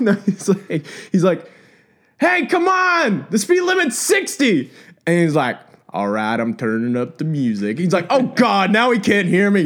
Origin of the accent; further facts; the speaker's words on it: Texas, United States; growing up in Texas